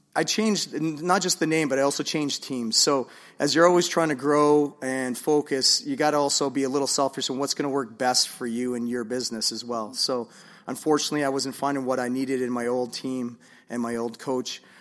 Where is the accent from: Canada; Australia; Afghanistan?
Canada; Vancouver, British Columbia; I'm originally from Vancouver, so, um, I'm a proud Vancouverite.